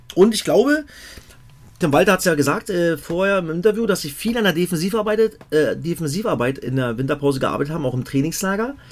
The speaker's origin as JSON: {"language": "German", "town": "Cottbus", "region": "Brandenburg", "country": "Germany", "tie": "born or raised there", "said": "Aus meinem Heimatdorf Merzdorf aus Cottbus"}